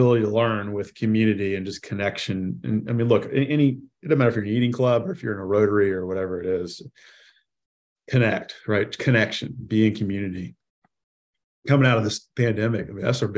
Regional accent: South Carolina, United States; as a kid growing up in South Carolina

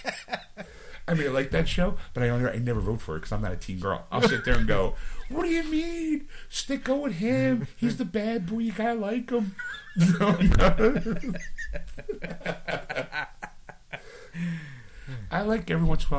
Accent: Philadelphia, Pennsylvania, United States; it is in my hometown.

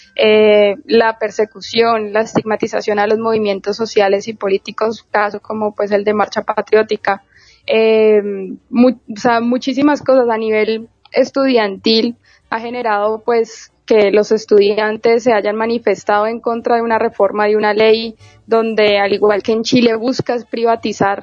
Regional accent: Colombia; nosotros desde acá, desde Colombia

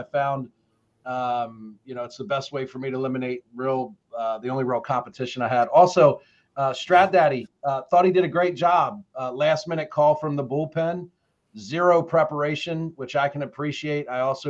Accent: the South, United States; Hey, I'm from the South and I'm black. You know, like we always say, don't count your chickens before they hatch.

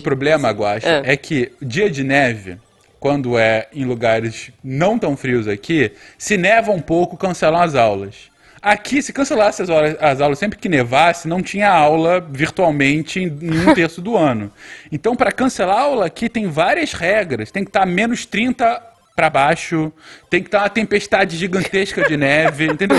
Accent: Brazil; now in Winnipeg, Canada; eu brasileiro

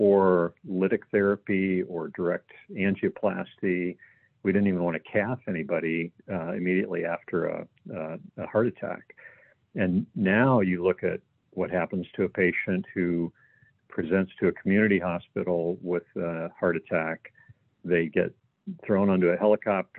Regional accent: Ohio, United States; I'm originally from Ohio

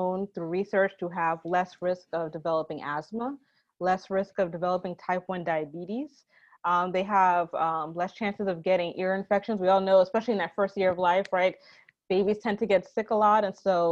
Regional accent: New York, United States; I am from New York. Actually, I'm the daughter of two Jamaican immigrants.

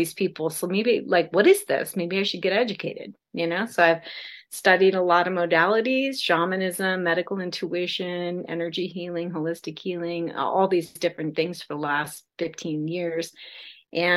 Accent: South Dakota, United States; now in California, United States; I was raised in South Dakota in the middle of nowhere, pre-internet.

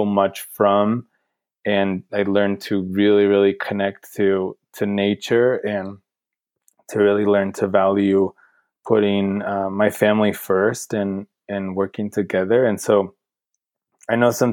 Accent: central coast of California, United States; moved away as an adult; now in Bend, United States; I came from the central coast of California, right in the middle of the state, right on the coast. But we lived inland on an avocado farm.

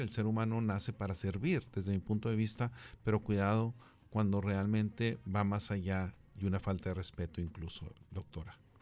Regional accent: Mexico; como mexicanos que fuimos conquistados

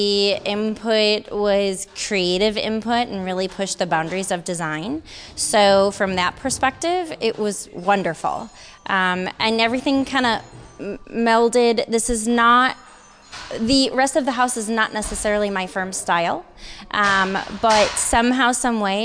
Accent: Midwest, United States; moved away as an adult; now in California, United States; I am from the Midwest, so I moved my business from the Midwest back in 2013

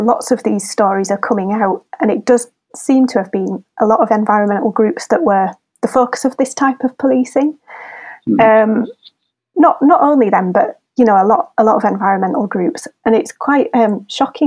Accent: Wakefield, Yorkshire and the Humber, United Kingdom; moved away as an adult; now in Leeds, United Kingdom; I'm from Wakefield originally, but I'm an adoptive Leeds Leodensian

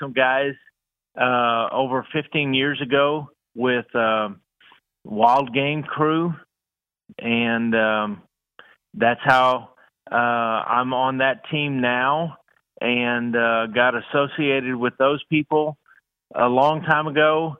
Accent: Houston, Texas, United States; I grew up in Houston

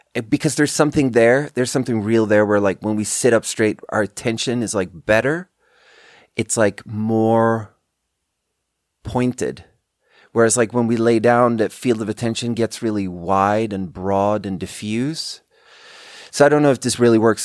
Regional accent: Sweden; English is a second language; moved away as an adult; also born or lived in China; We grew up together in Sweden

